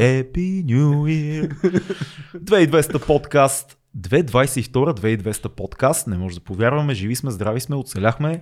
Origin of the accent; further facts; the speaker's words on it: Sofia, Sofia City, Bulgaria; Едно време в Надежда, цеци като джитках между блоковете по празници